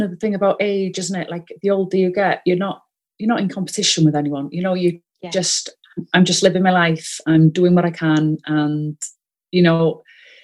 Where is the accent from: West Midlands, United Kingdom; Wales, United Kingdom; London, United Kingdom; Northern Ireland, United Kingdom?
Wales, United Kingdom; accent: Welsh; first language Welsh; English is a second language; I'm first language Welsh, you may be able to tell from my accent